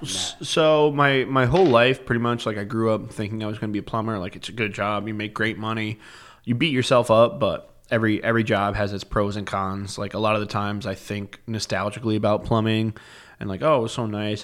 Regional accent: Rockland County, New York, United States; born or raised there; moved away as an adult; now in Plattsburgh, United States

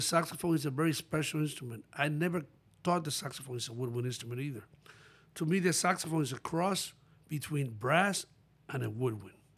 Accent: Pepillo Salcedo, Monte Cristi, Dominican Republic; moved away; also born or lived in New York; I was born in Dominican Republic

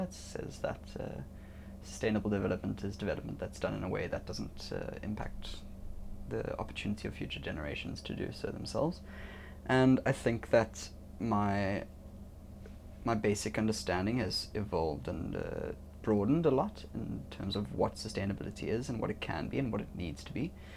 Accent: Cape Town, Western Cape, South Africa; I'm from South Africa, uh, Cape Town specifically

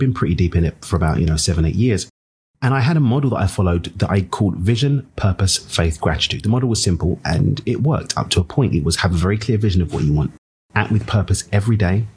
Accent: London, United Kingdom; now in Cabo San Lucas, Mexico; I'm from East London in the UK. I get to call Cabo Mexico home.

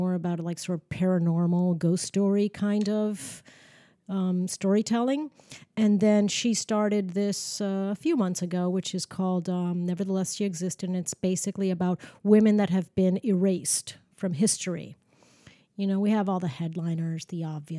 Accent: Miami, Florida, United States; moved away as an adult; now in New York City, United States; I am originally from Miami, born and raised in Miami

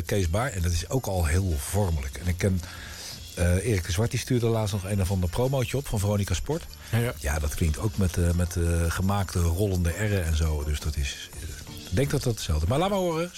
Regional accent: The Hague, South Holland, Netherlands; Ik kom uit Den Haag, om Scheveningen

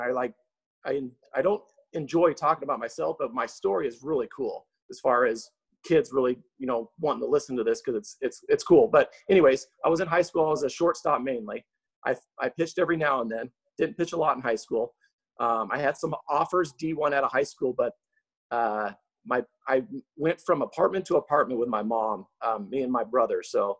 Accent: Seattle, Washington, United States; now in Las Vegas, United States; So I think I've been in Vegas now for around 16 years.

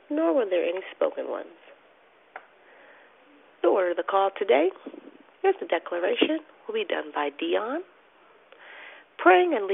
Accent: Arizona, United States; from Arizona, and I'm your hostess this morning.

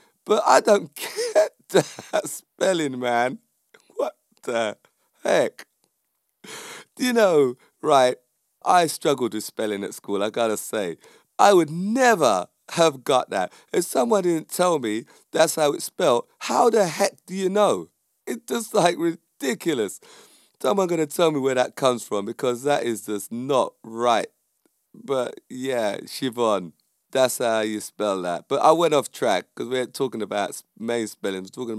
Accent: Jamaica; I would say that because I'm Jamaican

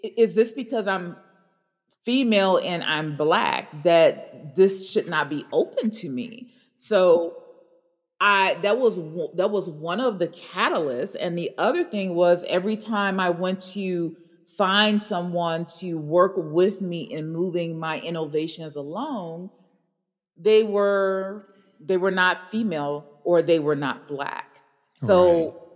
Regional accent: Chicago, Illinois, United States; growing up in Hyde Park

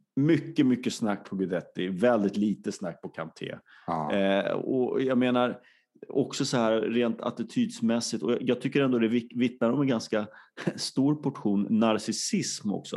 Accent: Sweden; som svensk

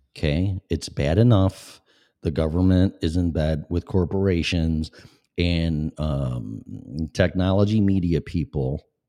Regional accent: Illinois, United States; moved away as an adult; also born or lived in Florida; now in Colorado, United States; I was born and raised in Illinois, shithole state

